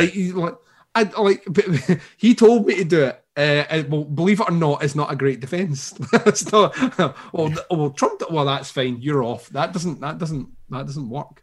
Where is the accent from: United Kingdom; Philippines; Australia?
United Kingdom; Scotland; I'm Scottish